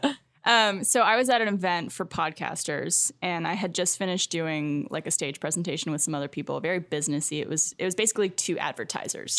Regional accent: Canada; moved away as an adult; now in Austin, United States; as a Canadian

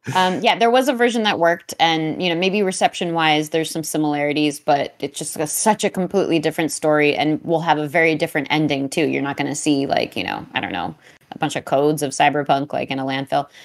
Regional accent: New York City, New York, United States; I'm from Queens County

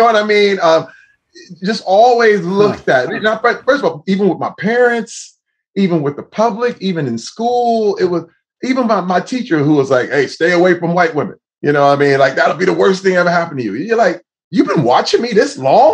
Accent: Flint, Michigan, United States; as a young Black man growing up in Flint, Michigan

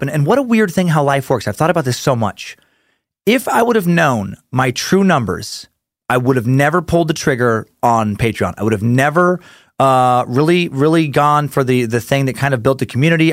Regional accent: Idaho, United States; I'm from Idaho, and I live in Idaho.

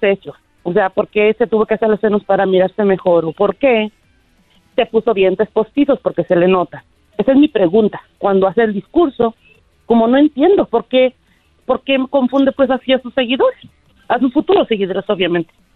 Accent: Mexico; Soy mexicana

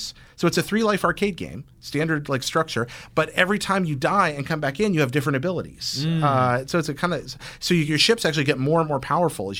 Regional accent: Carolina, United States; where I grew up in Carolina

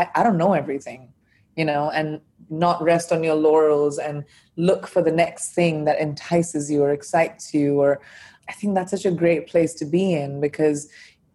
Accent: India; first language Hindi and English; moved away as an adult; also born or lived in United States; now in London, United Kingdom; I'm an Indian by birth

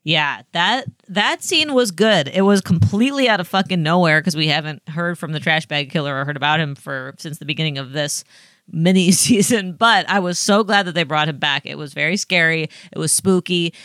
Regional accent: Dubuque, Iowa, United States; my hometown casino town

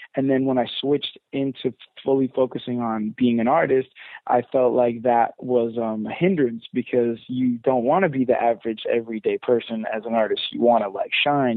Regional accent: London, United Kingdom; I was born in London, so I'm I'm British at heart

